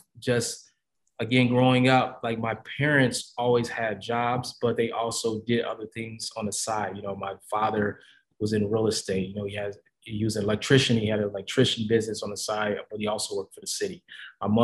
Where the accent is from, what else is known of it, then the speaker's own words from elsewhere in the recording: Kansas City, Missouri, United States; I grew up in Midwest, Kansas City, always rep, moved away, come back